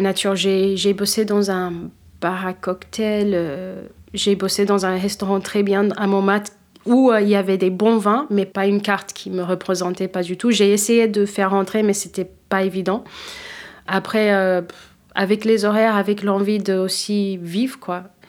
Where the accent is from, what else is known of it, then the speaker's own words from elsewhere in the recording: United States; accent: American; first language Cape Verdean Creole; French is a second language; also born or lived in Fogo, Cape Verde; now in Paris, France; je suis née là-bas et après euh, j'ai grandi avec mes grands-parents jusqu'à l'âge de presque 4 ans et je suis partie avec ma mère aux États-Unis.